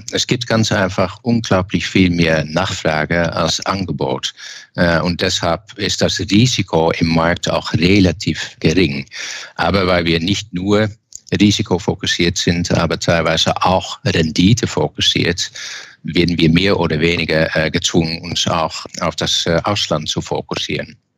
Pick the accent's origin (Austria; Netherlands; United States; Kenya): Netherlands; eastern Netherlands; German is a second language; now in Germany; Ich komme aus dem Osten und das Osten ist selbstverständlich sehr nahe zur Grenze